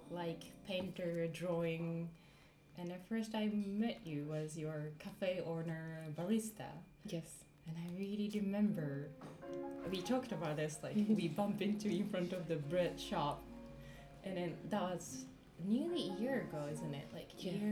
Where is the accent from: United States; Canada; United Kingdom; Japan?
Japan; now in Amsterdam, Netherlands; from Japan, living in Amsterdam